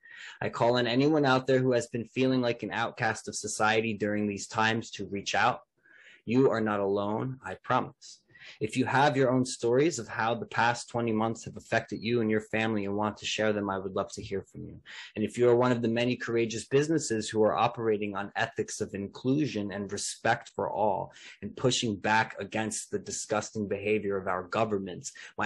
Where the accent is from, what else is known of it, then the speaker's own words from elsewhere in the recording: Melbourne, Victoria, Australia; Australia, my home state of Victoria, and my beloved city of Melbourne.